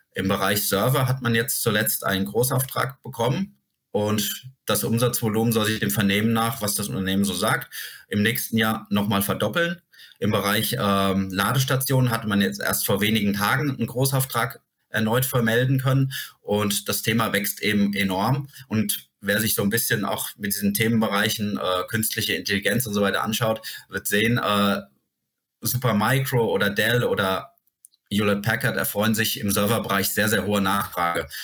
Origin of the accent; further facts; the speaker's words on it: Germany; bei uns in Deutschland